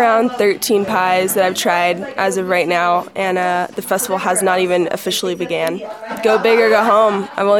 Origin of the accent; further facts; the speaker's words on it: Pie Town, New Mexico, United States; I'm from Pie Town